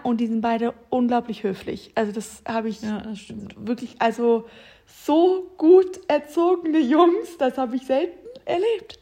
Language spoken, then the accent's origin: German; Northern Germany, Germany; ich komme aus dem Norden, so ich bin nordisch by nature